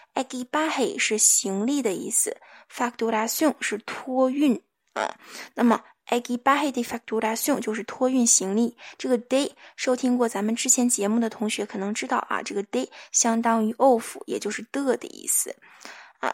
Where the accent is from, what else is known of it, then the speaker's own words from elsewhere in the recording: China; 我们中国人民